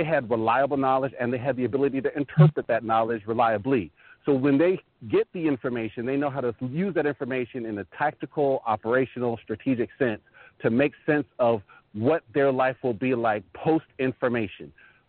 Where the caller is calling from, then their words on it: Northern Virginia, United States; calling from Northern Virginia.